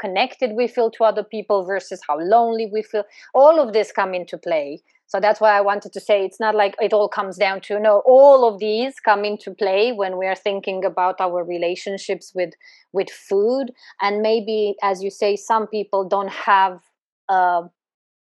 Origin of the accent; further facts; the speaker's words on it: Romania; I'm Eastern European. I was born in Eastern Europe, in Romania.